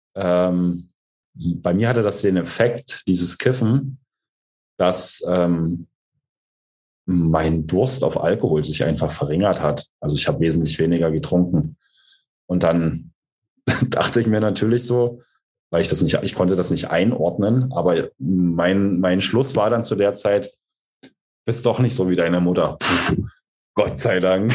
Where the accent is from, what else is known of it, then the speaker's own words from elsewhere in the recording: East Saxony, Germany; ich bin ja in Ostsachsen groß geworden